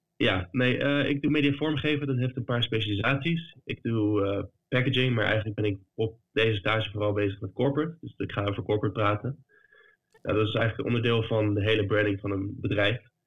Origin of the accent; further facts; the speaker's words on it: The Hague, South Holland, Netherlands; moved away as an adult; now in Berlin, Germany; Ik kom uit Den Haag